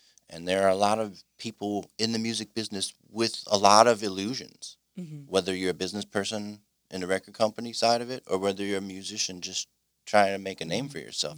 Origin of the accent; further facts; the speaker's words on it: Mukwonago, Wisconsin, United States; I'm from Mequonago